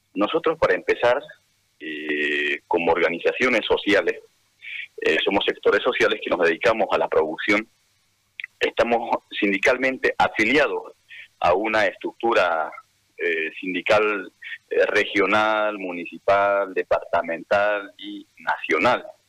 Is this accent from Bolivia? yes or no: yes; Santa Cruz, Bolivia; nosotros como cruceños, como bolivianos